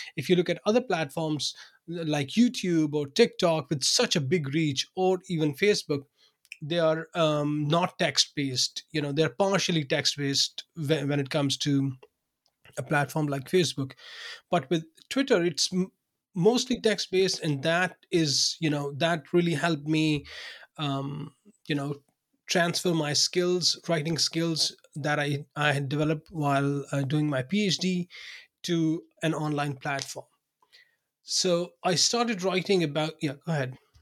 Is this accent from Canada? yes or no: no; Pakistan; English is a second language; moved away as an adult; also born or lived in Binghamton, New York, United States; now in Denmark; I was born in Pakistan. I worked there for, um, you know, for the first thirty, thirty-two years of my life